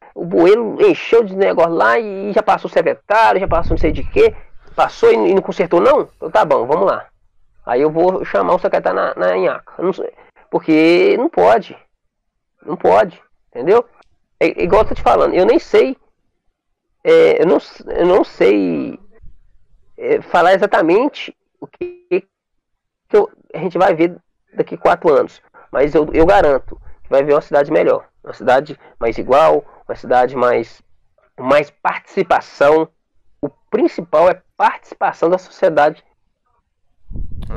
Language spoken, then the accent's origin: Portuguese; Brazil; Eu sou do Morro da Antena